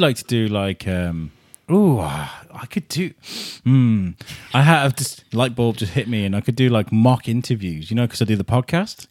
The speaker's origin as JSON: {"language": "English", "town": "Wrexham", "region": "Wales", "country": "United Kingdom", "tie": "born or raised there", "also_born_or_lived": "Telford", "moved": "as an adult", "lives_now": "Shrewsbury, United Kingdom", "said": "Wrexham where I grew up in my teenage years."}